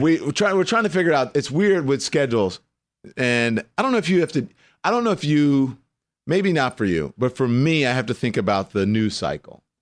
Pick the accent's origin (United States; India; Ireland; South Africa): United States; Port Allen, Louisiana; Lafayette is forty-five minutes from my hometown, which is Port Allen, which is West Baton Rouge